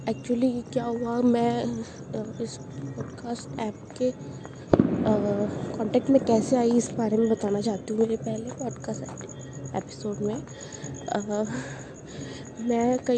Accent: Jaipur, Rajasthan, India; और मैं जयपुर राजस्थान इंडिया से हूँ

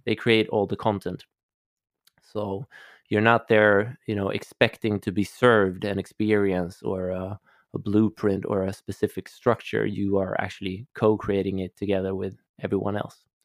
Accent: Stockholm, Stockholm County, Sweden; I'm Swedish, I'm from Stockholm, and I grew up, um, in a family of of scientists

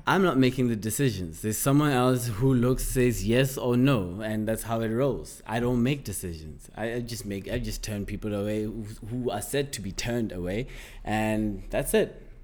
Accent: South Africa; growing up in South Africa

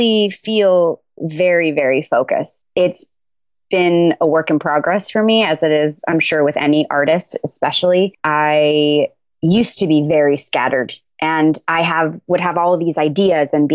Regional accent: Tucson, Arizona, United States; I'm originally from Tucson, Arizona. I was born there, moved around a little bit, and but ended up ultimately back in Tucson.

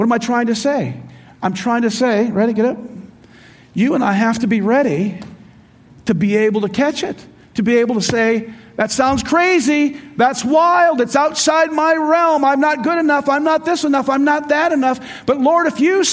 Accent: Royal Oak, Michigan, United States; I was born in Royal Oak, Michigan

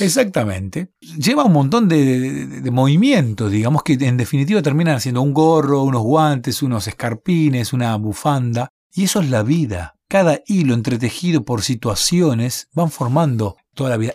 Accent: Bahía Blanca, Buenos Aires Province, Argentina; Yo nací en Bahía Blanca

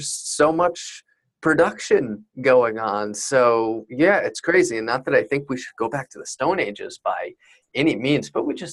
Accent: Fishkill, New York, United States; I'm from upstate New York and kind of a little town, exurban, not crazy far, or I'm not from Buffalo by any means, Fishkill, New York, near Poughkeepsie

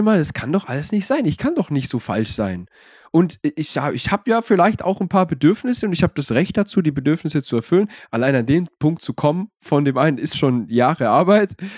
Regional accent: Swabia, Germany; ich bin ja aus dem Schwabeland

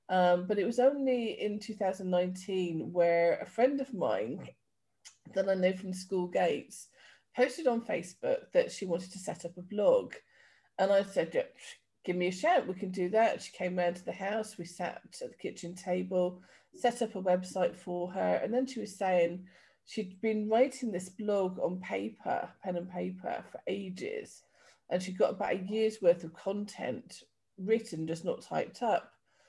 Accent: Yorkshire and the Humber, United Kingdom; moved away; also born or lived in Devon / London / Somerset / Wiltshire; So I started off in Yorkshire, moved down to Devon, lived in around London for a little bit, back down to Somerset in Wiltshire, and then moved over here about 10 years ago.

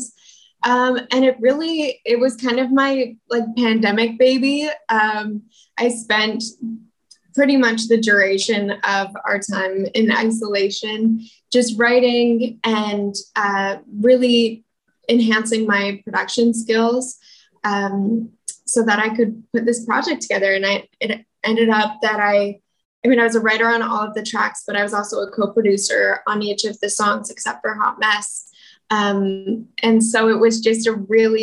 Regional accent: Calgary, Alberta, Canada; moved away; also born or lived in Toronto; I was born and raised in Calgary, Alberta

